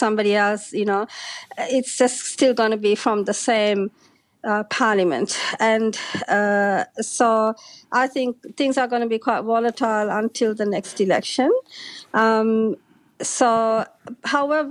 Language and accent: English; Sri Lanka; I come from Sri Lanka